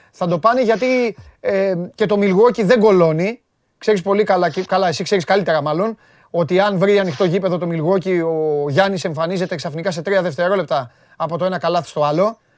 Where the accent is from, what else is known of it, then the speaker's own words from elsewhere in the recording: Greece; εμείς είμαστε Έλληνες